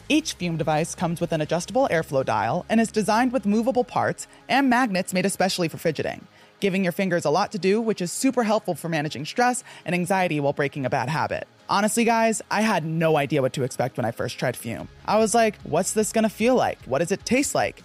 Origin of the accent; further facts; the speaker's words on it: New Jersey, United States; moved away; growing up in the North